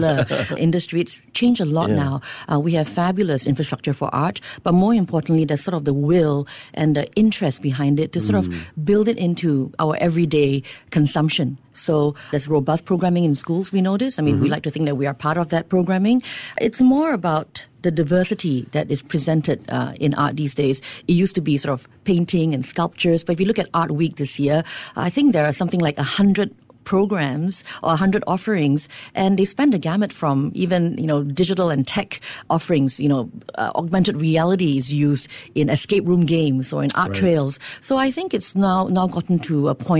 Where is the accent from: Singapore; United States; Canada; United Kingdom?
Singapore; being Singaporean myself